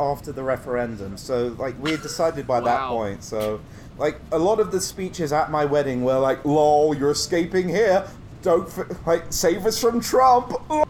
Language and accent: English; Taunton, South West England, United Kingdom; moved away as an adult; back in my hometown of Taunton